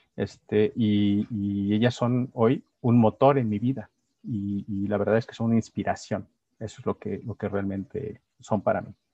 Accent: San Miguel de Allende, Guanajuato, Mexico; Yo me considero sanmiguelense, amo mi pueblo

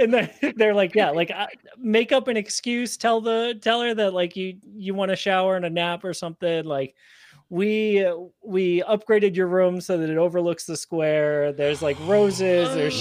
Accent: Massachusetts, United States; we're from Massachusetts

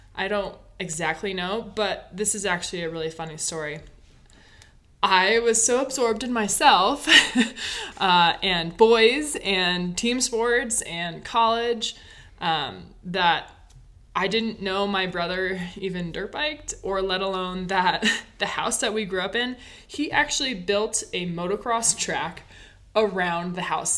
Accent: Basalt, Colorado, United States; moved away; I grew up in Colorado, Basalt, Colorado.

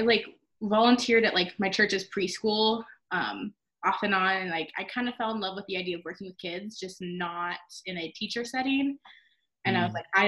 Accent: Arizona, United States; I'm from Arizona.

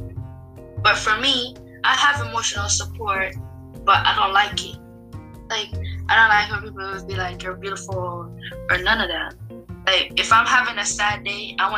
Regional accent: Jamaica; born or raised there; moved away

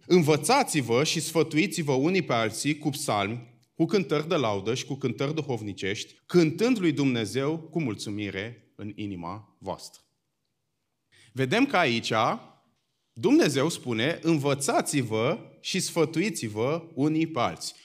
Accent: Bucharest, Romania; eu sunt din București

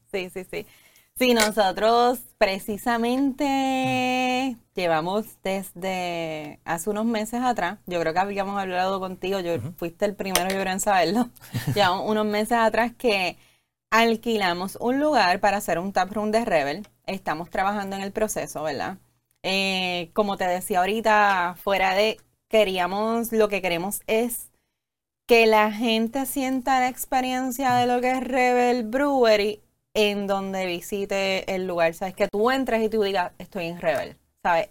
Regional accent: Puerto Rico; como ciudadanos y como boricua

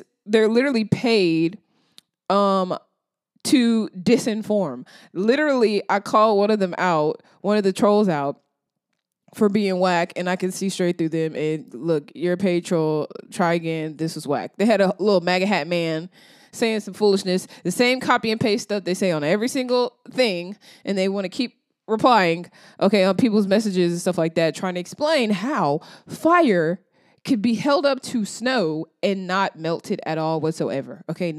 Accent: the South, United States; I'm from the South.

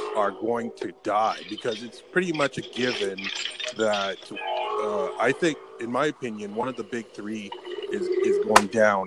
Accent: Hamilton, Ontario, Canada; I'm from Canada

